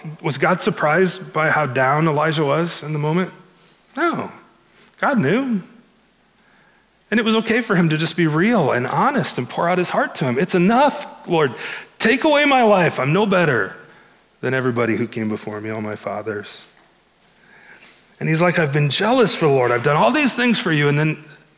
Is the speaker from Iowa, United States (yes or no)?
yes; Alta, Iowa, United States; I grew up in Iowa, in a small town not unlike Milford, in northwest Iowa.